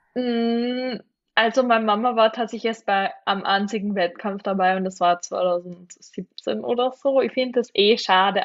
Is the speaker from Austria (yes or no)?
yes; Austria; bei uns in Österreich